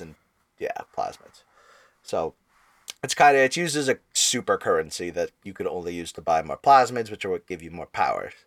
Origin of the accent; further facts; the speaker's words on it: Rhode Island, United States; we're from Rhode Island.